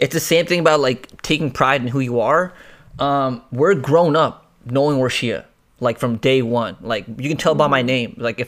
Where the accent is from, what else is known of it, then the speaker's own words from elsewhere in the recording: Rawalpindi, Punjab, Pakistan; Oh, hell no. I'm from Rawalpindi, man. From Rawalpindi.